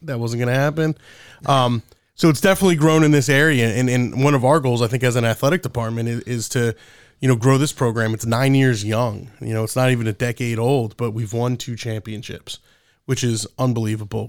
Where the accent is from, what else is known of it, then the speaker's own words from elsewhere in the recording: Monmouth County area, New Jersey, United States; I'm a local guy, too, and, and I'm considerably older than you. Uh, but g, growing up in this area